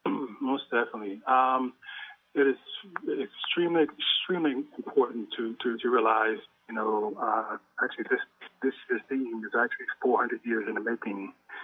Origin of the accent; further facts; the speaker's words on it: Bolingbrook, Illinois, United States; I grew up in Bolingbrook.